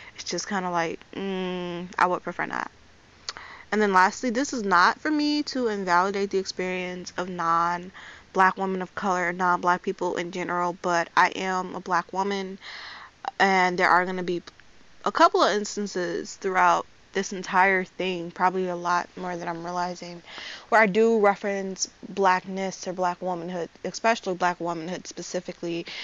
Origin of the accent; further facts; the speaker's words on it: Chicago, Illinois, United States; I am 20 years old and I'm from Chicago